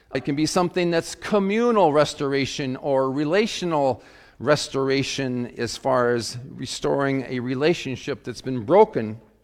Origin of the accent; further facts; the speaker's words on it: Webster, South Dakota, United States; I grew up in Webster, South Dakota